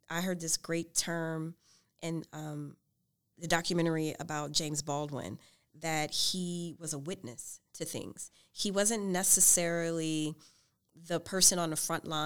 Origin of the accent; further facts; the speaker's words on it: New Orleans, Louisiana, United States; moved away; I'm from New Orleans.